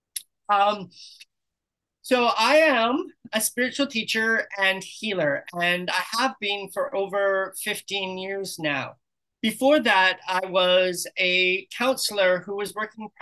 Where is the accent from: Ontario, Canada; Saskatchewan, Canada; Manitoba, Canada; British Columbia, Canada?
British Columbia, Canada; moved away as an adult; also born or lived in Sydney, Australia / Kamloops, British Columbia; now in Playa del Carmen, Mexico; I'm from Canada originally.